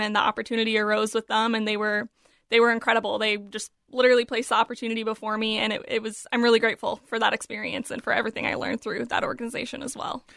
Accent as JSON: {"language": "English", "town": "Apple Valley", "region": "Minnesota", "country": "United States", "tie": "born or raised there", "said": "my hometown in Apple Valley"}